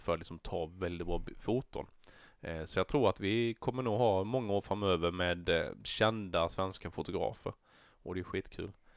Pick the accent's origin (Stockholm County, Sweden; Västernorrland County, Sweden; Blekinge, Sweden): Blekinge, Sweden; Näsö; i Näsö, min hemby